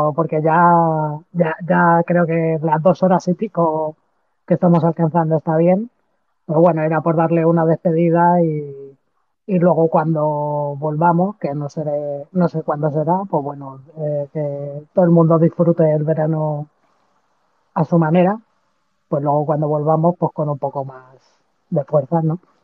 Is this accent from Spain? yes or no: yes; Madrid, Community of Madrid, Spain; Yo que soy de Madrid